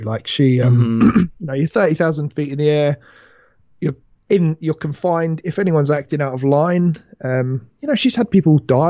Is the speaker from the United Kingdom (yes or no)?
yes; United Kingdom; mate, this is a bit overfamiliar. We're British.